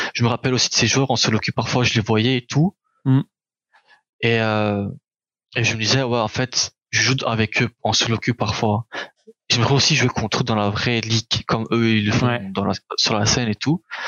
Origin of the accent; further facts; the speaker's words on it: Charleroi, Wallonia, Belgium; also born or lived in Anderlecht, Belgium; né à Anderlecht en Belgique. quand j'étais petit, je me rappelle, je suis resté là-bas jusqu'à mes sept ans je crois. Je me rappelle pas trop mhm. de là-bas. Et après on a dû déménager en Charleroi, en Belgique